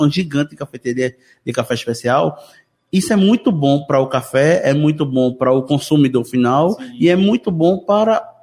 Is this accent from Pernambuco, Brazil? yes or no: yes; Jaboatão dos Guararapes, Pernambuco, Brazil; eu sou de Jabotão também